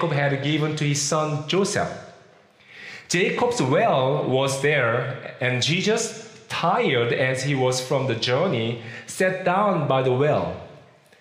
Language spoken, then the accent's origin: English; South Korea; first language Korean; English is a second language; moved away as an adult; also born or lived in Philippines / Kentucky, United States; now in Virginia, United States; I was born and raised in Korea. I'd never spoken English before I became like 24 years old.